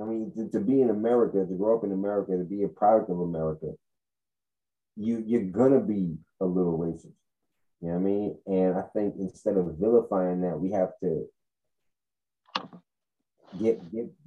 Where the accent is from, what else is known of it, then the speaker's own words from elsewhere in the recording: United States; I'm an American